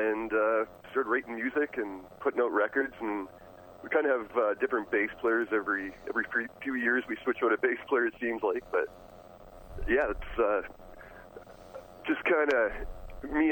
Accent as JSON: {"language": "English", "country": "Canada", "said": "we're from Canada"}